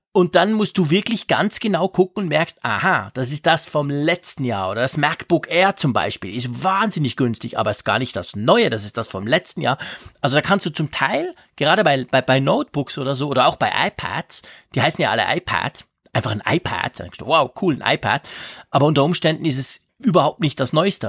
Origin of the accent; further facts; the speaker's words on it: Switzerland; bei uns in der Schweiz